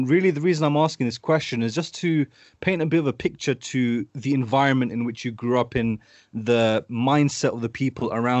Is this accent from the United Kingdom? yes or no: yes; United Kingdom; I've been raised down here close to London my whole life